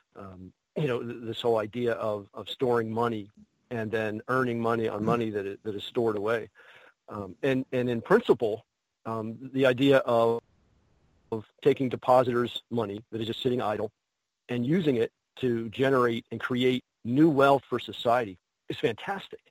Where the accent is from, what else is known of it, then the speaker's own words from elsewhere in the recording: Pittsburgh, Pennsylvania, United States; a new con here in Pittsburgh. Um, that, that's my hometown